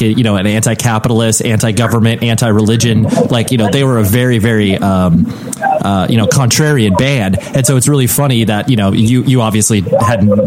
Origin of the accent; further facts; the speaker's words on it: Southern California, United States; I'm from Southern California.